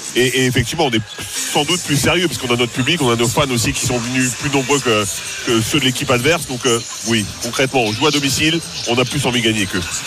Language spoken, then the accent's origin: French; France; on est que des Français